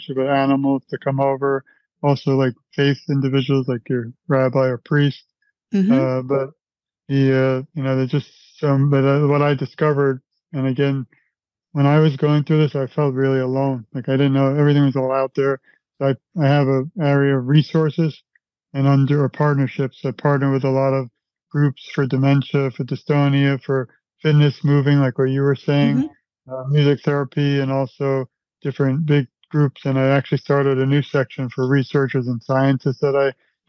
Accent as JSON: {"language": "English", "town": "New York City", "region": "New York", "country": "United States", "said": "I'm from Brooklyn, New York. My mother used to bring me to Broadway when I was a child"}